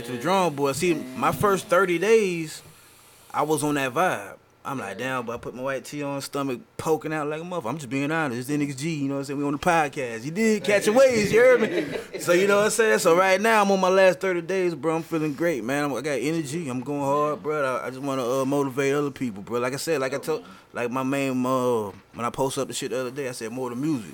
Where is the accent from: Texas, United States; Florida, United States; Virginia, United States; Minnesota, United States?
Florida, United States; Jacksonville; I remember when I was coming up, I was like, I'm South Side